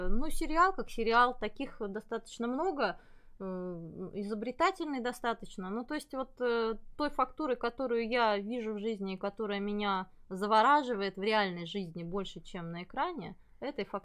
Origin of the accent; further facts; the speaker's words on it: Belarus; Ну, мы с Олегом из Беларуси